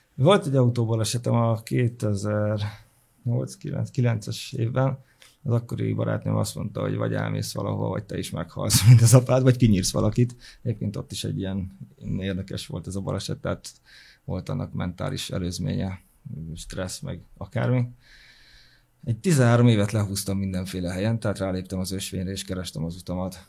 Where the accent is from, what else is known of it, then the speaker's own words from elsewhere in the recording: Hungary; also born or lived in Sopron / Fertőd / Veszprém; now in Budapest, Hungary; vidéki gyerek vagyok, Sopron, Fertőd, Veszprém, és így kerültem Budapestre.